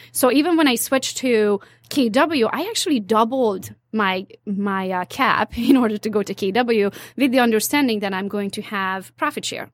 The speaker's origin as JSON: {"language": "English", "region": "Transylvania", "country": "Romania", "moved": "as an adult", "lives_now": "United States", "said": "I'm, uh, from Transylvania, part of Romania now, so I'm Hungarian by nationality"}